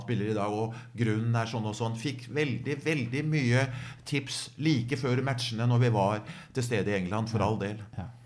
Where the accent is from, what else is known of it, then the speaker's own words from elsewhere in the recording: Skedsmo, Akershus, Norway; måtte jeg jo ofte dømme aldersbestemte kamper hjemme i Skedsmo